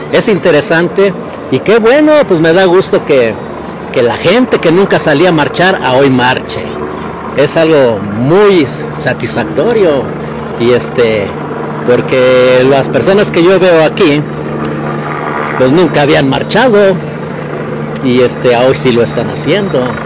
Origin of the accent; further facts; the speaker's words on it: Mexico; yo no soy de aquí, de la ciudad urbana, aquí de la Ciudad de México, eh, soy mexicano al 100%